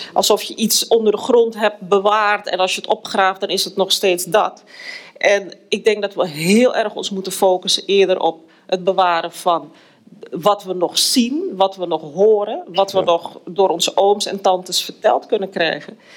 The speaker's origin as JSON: {"language": "Dutch", "town": "Amsterdam", "region": "North Holland", "country": "Netherlands", "tie": "born or raised there", "moved": "as an adult", "lives_now": "Suriname", "said": "ik ben in Amsterdam geboren. Ik, ik woon nu al bijna 25 jaar in Suriname"}